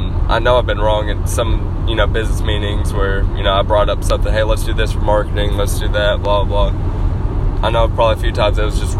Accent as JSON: {"language": "English", "region": "Arkansas", "country": "United States"}